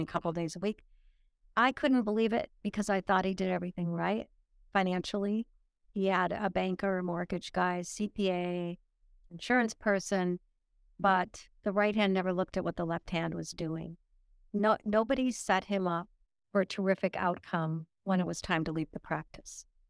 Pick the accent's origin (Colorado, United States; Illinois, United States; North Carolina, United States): Illinois, United States; also born or lived in Nuremberg, Germany; I started my life in Illinois.